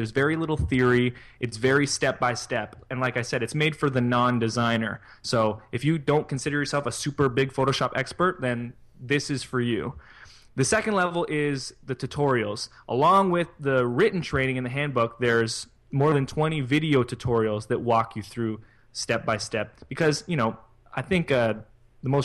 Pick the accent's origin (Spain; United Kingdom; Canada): Canada; I'm Canadian.